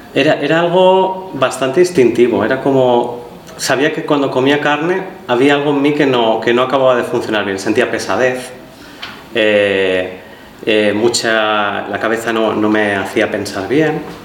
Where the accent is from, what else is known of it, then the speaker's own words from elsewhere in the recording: Valencia, Valencian Community, Spain; moved away as an adult; now in Barcelona, Spain; yo soy de Valencia y ahí en Valencia pues eh, donde hacía clases de yoga